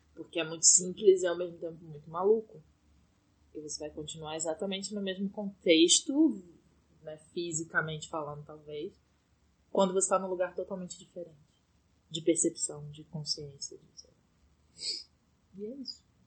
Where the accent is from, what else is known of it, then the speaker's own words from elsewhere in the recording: Brazil; moved away as an adult; eu tô num apartamento que é o apartamento onde eu cresci, que agora é casa do meu irmão